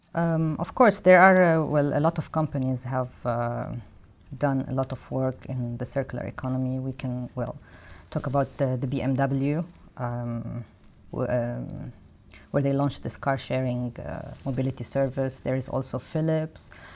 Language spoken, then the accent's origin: English; Lebanon; moved away; I come from Lebanon